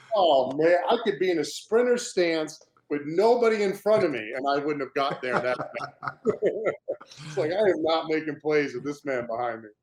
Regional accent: Cape Cod, Massachusetts, United States; growing up in Cape Cod, Massachusetts.

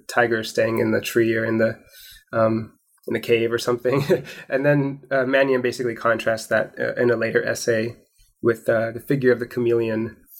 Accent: Portland, Oregon, United States; I was born in Portland, Oregon

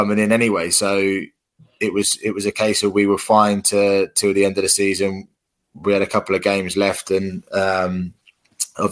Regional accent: Reading, South East England, United Kingdom; my hometown club at Reading.

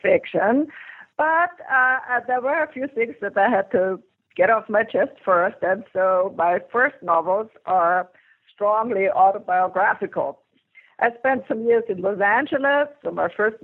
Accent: Vienna, Austria; English is a second language; moved away; I'm an immigrant. I come from Vienna, Austria, and so I had to learn English first.

